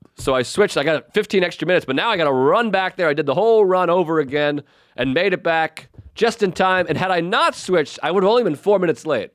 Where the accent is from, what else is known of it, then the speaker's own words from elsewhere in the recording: Whitman, Massachusetts, United States; I grew up in Whitman.